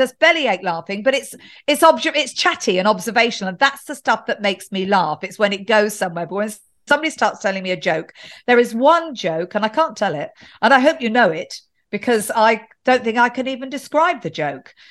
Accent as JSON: {"language": "English", "region": "England", "country": "United Kingdom", "said": "being English"}